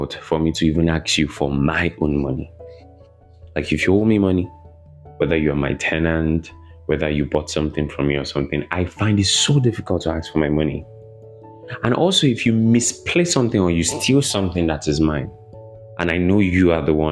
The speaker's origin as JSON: {"language": "English", "town": "Ibadan", "region": "Oyo", "country": "Nigeria", "tie": "born or raised there", "also_born_or_lived": "Lagos, Nigeria", "moved": "as an adult", "said": "I grew up in Nigeria, Ibadan, Nigeria. I grew up there. I lived there for many years, over 2 decades."}